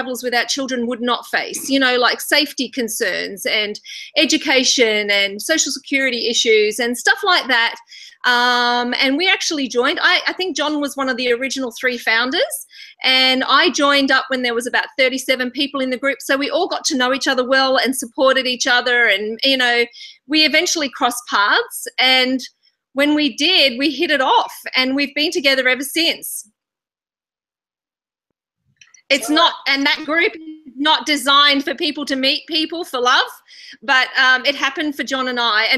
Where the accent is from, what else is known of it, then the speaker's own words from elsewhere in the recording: Australia; moved away as an adult; now in Fiji; being an Australian